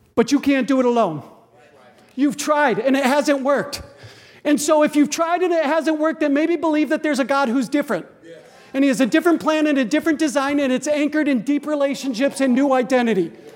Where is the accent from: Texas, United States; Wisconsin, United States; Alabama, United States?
Wisconsin, United States; Green Bay; I grew up in Green Bay, Wisconsin, so I can hear Lambeau Field from my backyard